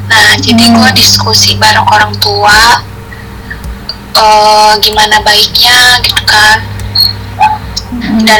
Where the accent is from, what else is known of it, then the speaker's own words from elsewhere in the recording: Kisaran, North Sumatra, Indonesia; Asal gue dari Isaran, Sumatera Utara. Sekarang gue kuliah di Trisakti.